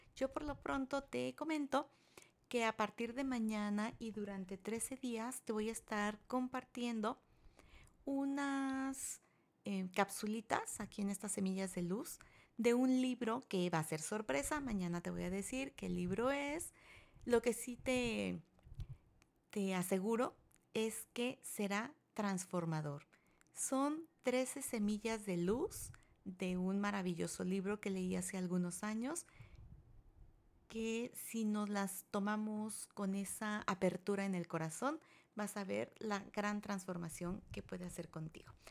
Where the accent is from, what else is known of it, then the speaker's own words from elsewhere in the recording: Mexico; en mi país, México